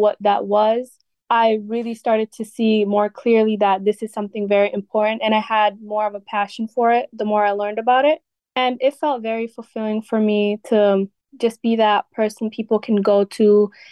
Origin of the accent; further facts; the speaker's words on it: Wisconsin, United States; also born or lived in Ethiopia / Somalia (ancestry); my upbringing, I came here when I was around 6 or 7 years old